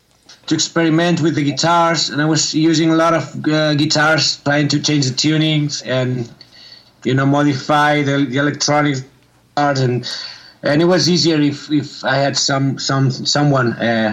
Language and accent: English; near Barcelona, Catalonia, Spain; English is a second language; also born or lived in Sabadell; Murnau is an old warehouse located in my hometown, which is kind of near from Barcelona. It's half an hour from Barcelona.